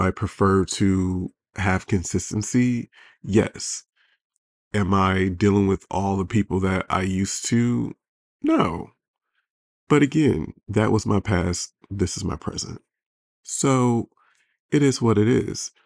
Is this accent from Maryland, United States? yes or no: no; Detroit, Michigan, United States; now in Los Angeles, United States; I'm from Detroit, but I live